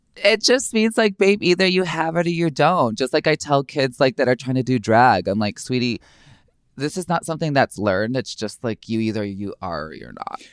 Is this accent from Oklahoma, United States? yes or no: no; Chicago, Illinois, United States; Growing up in Chicago, it's very urban